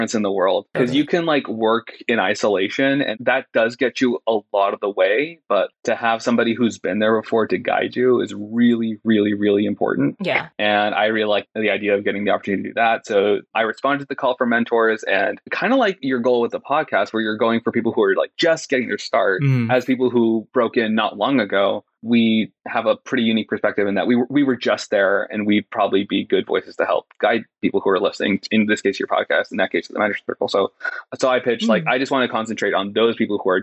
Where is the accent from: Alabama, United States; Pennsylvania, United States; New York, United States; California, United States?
California, United States; Sacramento; I grew up in Northern California